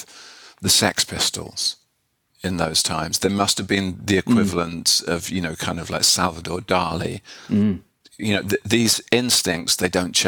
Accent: Haywards Heath, South East England, United Kingdom; now in London, United Kingdom; I grew up in Havers Heath, which is about kind of 40 miles south of London.

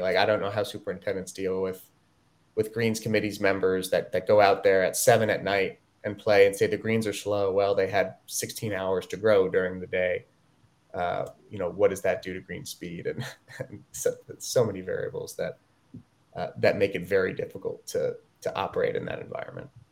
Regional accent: Ithaca, New York, United States; I grew up in Ithaca

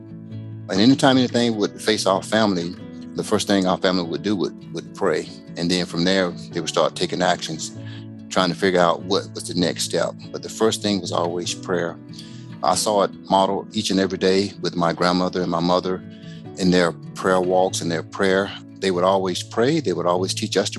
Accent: Macon, Georgia, United States; moved away; I was born and raised in Macon, Georgia

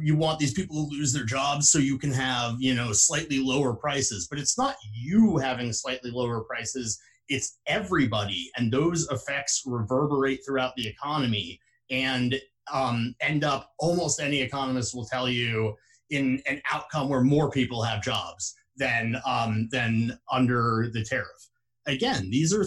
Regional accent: West Lafayette, Indiana, United States; at places like Purdue University, actually in my hometown in Indiana

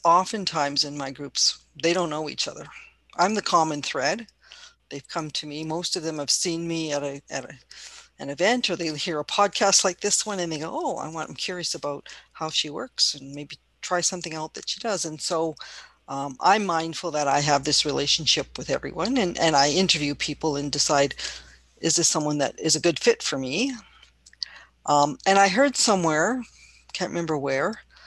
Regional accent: Canada; I'm Chinese Canadian

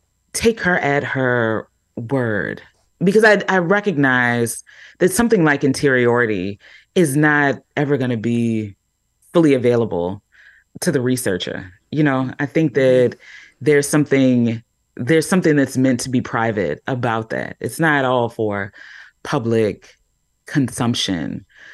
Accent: Baltimore, Maryland, United States; So here I am, a Black woman. I've already said that I'm from Baltimore.

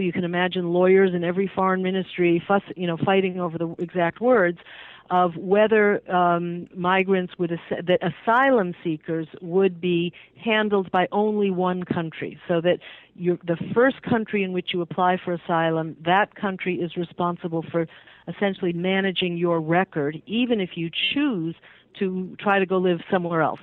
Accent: Massachusetts, United States; I grew up in Massachusetts

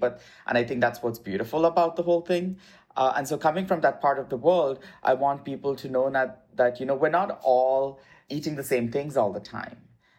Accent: India; And also my experiences, you know, growing up in India, I come from a mixed cultural faith family.

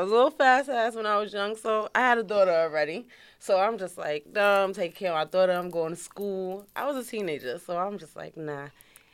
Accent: New York City, New York, United States; also born or lived in Brooklyn, New York; I'm from Queens. I'm originally born in Brooklyn

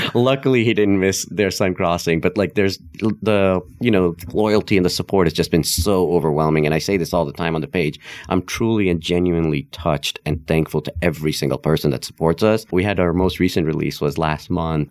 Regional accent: Nepal; first language Hindi; English is a second language; moved away; also born or lived in India; I was born and raised in Nepal, actually. Uh, so Hindi was actually my first language because that's what my family spoke.

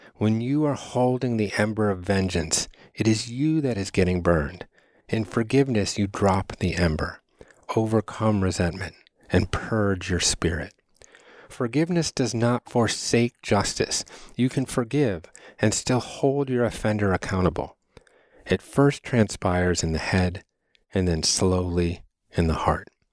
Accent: Chicago, Illinois, United States; I was born on Thanksgiving Day in nineteen seventy at the University of Chicago's Lying In Hospital

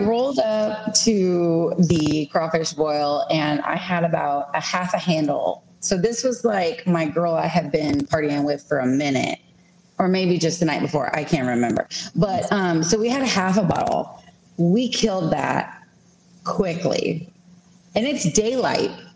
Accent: Beeville, Texas, United States; moved away as an adult; now in El Campo, United States; I'm originally from Beeville, but I recently moved to El Campo about three years ago

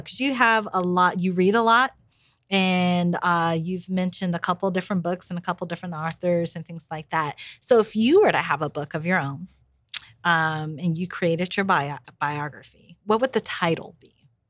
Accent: Nigeria; We're Nigerian

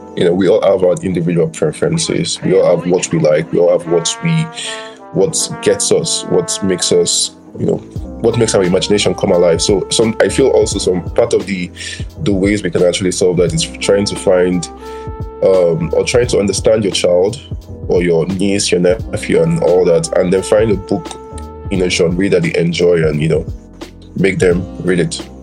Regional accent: Nigeria; i was born in Nigeria, lived here all my life

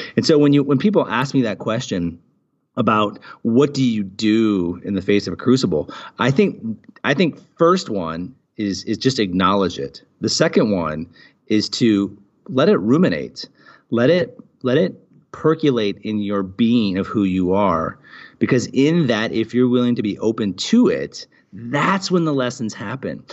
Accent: Portland, Oregon, United States; now in United Arab Emirates; I was born and raised in Portland, Oregon

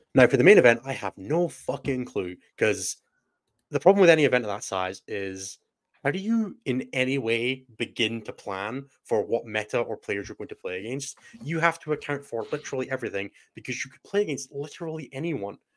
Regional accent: Scotland, United Kingdom; also born or lived in Germany; I'm so Scottish

